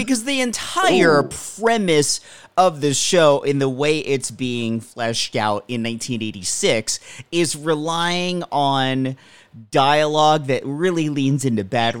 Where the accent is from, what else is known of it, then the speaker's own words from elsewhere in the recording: United States; I grew up near the Philadelphia market.